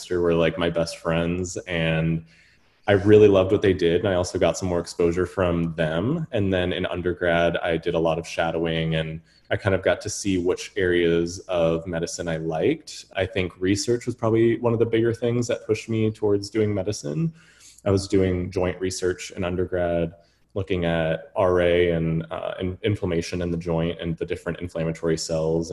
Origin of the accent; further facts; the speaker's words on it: Atlanta, Georgia, United States; moved away as an adult; also born or lived in New Orleans / Chicago; right now I'm in Atlanta, where I grew up, but I'm originally from New Orleans, and we moved here. I basically grew up in Atlanta